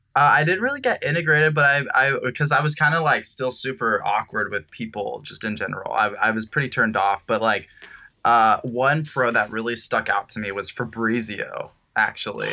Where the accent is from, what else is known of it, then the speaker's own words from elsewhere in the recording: Costa Mesa, California, United States; now in Los Angeles, United States; growing up in Costa Mesa